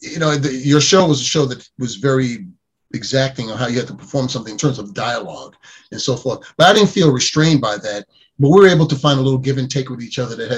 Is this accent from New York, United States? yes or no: yes; New York City, New York, United States; I grew up in New York City